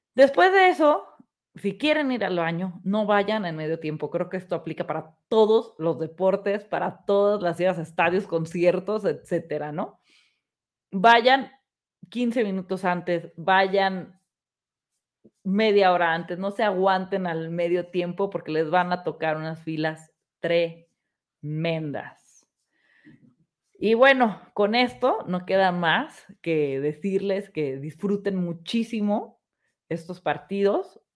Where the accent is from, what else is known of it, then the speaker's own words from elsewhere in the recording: Mexico; llévense su pasaporte los que somos mexicanos